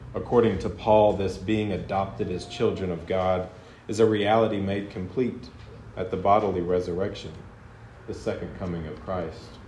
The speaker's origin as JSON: {"language": "English", "region": "the South", "country": "United States", "said": "I'm from the South, and so I call Southerners my people"}